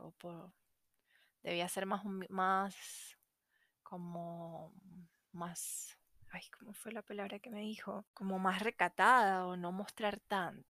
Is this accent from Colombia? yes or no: no; Venezuela; moved away as an adult; now in Chile; soy venezolana, porque me vine a Chile